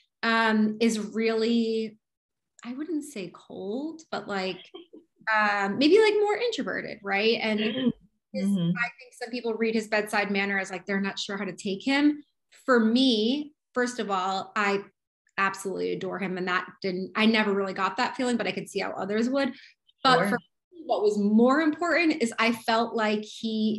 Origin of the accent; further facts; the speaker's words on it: New York, United States; I'm a New Yorker